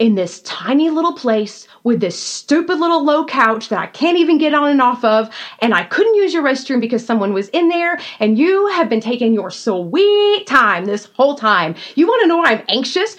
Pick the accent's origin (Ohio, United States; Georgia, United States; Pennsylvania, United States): Georgia, United States; moved away; I was from Georgia